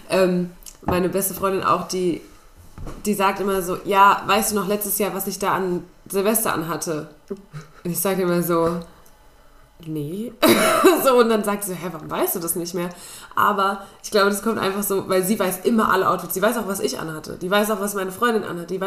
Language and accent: German; Spain; Das ist meine Kindheit in Spanien.